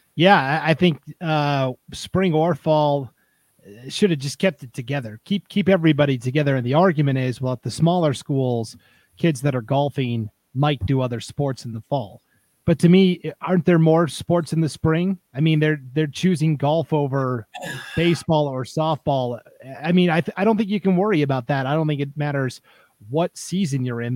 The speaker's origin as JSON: {"language": "English", "region": "Montana", "country": "United States", "tie": "born or raised there", "moved": "yes", "said": "where I grew up in Montana"}